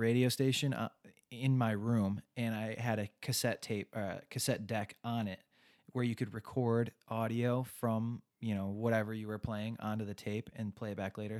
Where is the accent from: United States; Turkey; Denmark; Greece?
United States; Westland, Michigan; also born or lived in Livonia, Michigan; I was born in Westland, Michigan, small town, uh, went to high school there, and then commuted to college from there